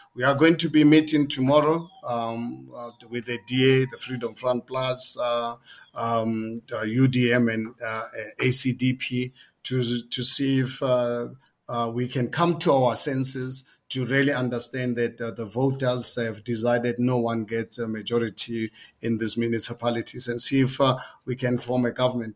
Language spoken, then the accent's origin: English; South Africa; as a South African, 62 years of age. I lived more than half of my life under apartheid system.